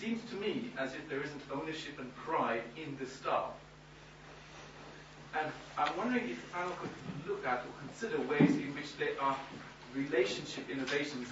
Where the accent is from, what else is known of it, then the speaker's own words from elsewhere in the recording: Zimbabwe; moved away; also born or lived in Bolton; In Zimbabwe, where I was raised